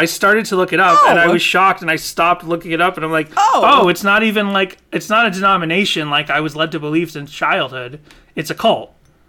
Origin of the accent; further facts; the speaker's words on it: Boston, Massachusetts, United States; I grew up in Boston, and I was shocked to learn that Christian Science started in Boston, and I'm from Boston